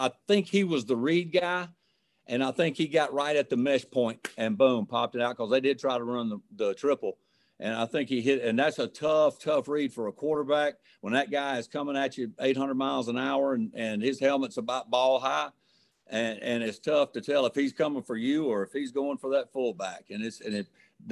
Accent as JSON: {"language": "English", "town": "Valdosta", "region": "Georgia", "country": "United States", "tie": "born or raised there", "moved": "yes", "lives_now": "Starkville, United States", "said": "I grew up next door in Valdosta"}